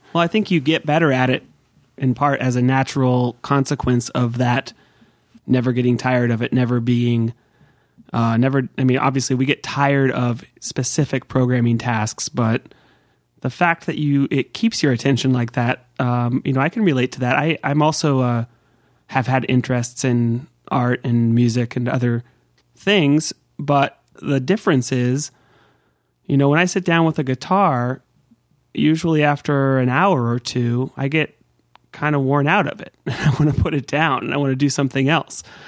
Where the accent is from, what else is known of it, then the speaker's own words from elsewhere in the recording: Bay Area, California, United States; the Bay Area where I grew up in California